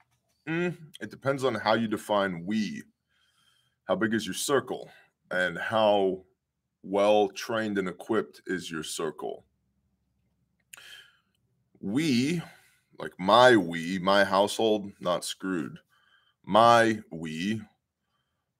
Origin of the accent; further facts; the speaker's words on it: United States; as American men